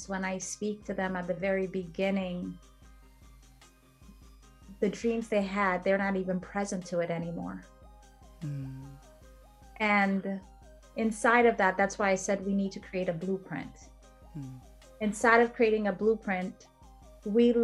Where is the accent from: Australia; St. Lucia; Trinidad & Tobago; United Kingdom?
St. Lucia; now in United States; I'm from St. Lucia